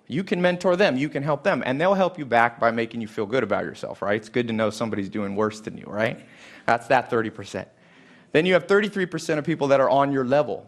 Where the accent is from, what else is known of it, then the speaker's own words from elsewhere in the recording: Los Angeles, California, United States; I'm from Hollywood specifically